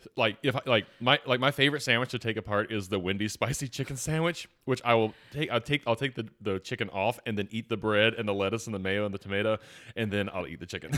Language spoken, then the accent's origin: English; Atlanta, Georgia, United States; I'm from Atlanta